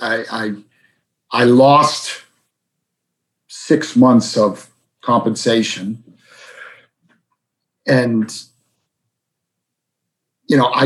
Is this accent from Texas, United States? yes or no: no; Boston, Massachusetts, United States; a man who I grew up with in South Boston